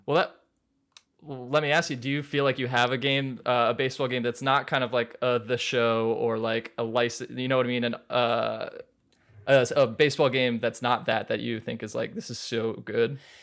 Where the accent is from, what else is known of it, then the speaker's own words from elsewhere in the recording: Maryland, United States; moved away as an adult; also born or lived in New York; I grew up in Maryland, but I went to Fordham, which is a college in New York in the Bronx